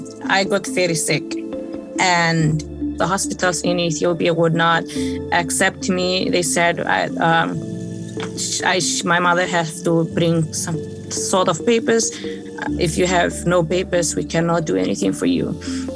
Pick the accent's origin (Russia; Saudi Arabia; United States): Saudi Arabia; born there; also born or lived in Africa; I was born in Saudi Arabia.